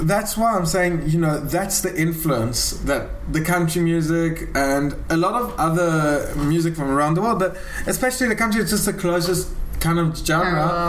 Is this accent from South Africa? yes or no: yes; South Africa; now in Israel; I'm a South African.